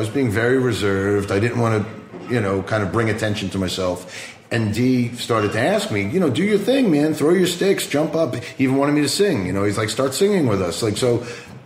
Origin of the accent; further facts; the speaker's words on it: Long Island, New York, United States; I grew up on Long Island, New York, in the late 70s and 80s